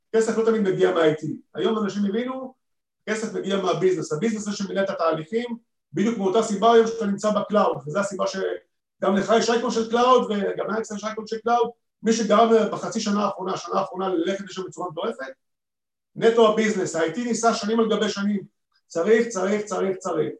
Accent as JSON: {"language": "Hebrew", "country": "Israel"}